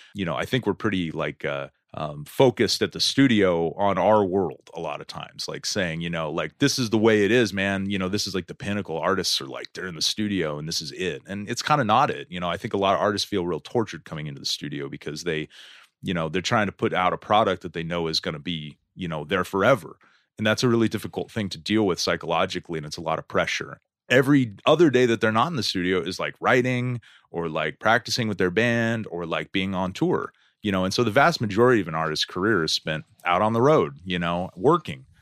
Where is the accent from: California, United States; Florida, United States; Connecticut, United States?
California, United States; Stockton; moved away; also born or lived in San Francisco / Berkeley / Denver, Colorado; I'm originally from Stockton